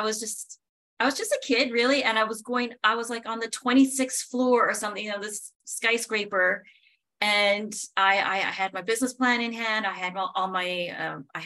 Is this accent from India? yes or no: no; a very small northern town in Canada, Northern Canada, Canada; moved away; I'm from Canada, from a very small northern town in Canada